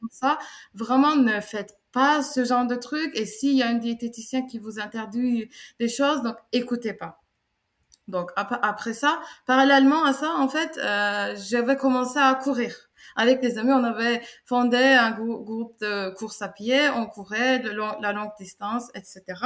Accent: Istanbul, Turkey; moved away as an adult; now in France; je viens de Turquie, je suis née à Istanbul, euh, j'ai 32 ans, ça fait 5 ans que je vis en, France

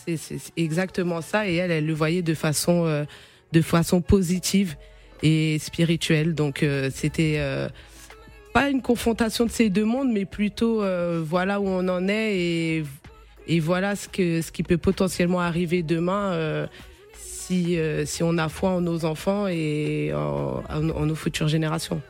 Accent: France; je suis euh, d'origine capverdienne, mais je suis née et j'ai grandi en France, je suis aussi française.

